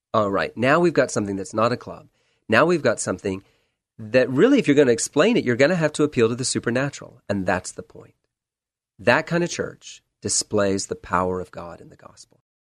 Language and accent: English; Charleston, South Carolina, United States; moved away as an adult; also born or lived in Texas / Washington, D.C.; now in Portland, United States; Born in Texas, grew up within the sound of the waves of the Atlantic Ocean in Charleston, South Carolina.